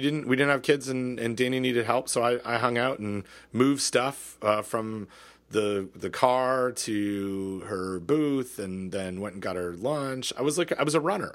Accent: Southern Ontario, Canada; I grew up in Southern Ontario

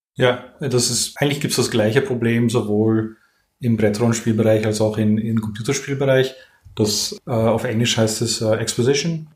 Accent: Netherlands; German is a second language; also born or lived in Vienna, Austria; now in France; ich bin gebürtiger Niederländer

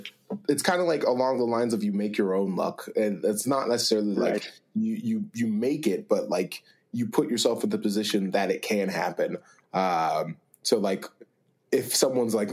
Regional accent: Pittsburgh, Pennsylvania, United States; moved away; I'm from Pittsburgh

